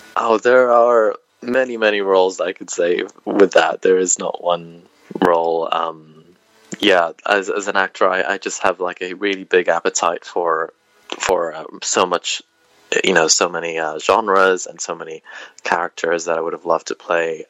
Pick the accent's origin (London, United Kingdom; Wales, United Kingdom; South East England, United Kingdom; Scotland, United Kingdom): Wales, United Kingdom; moved away; also born or lived in England; growing up in Wales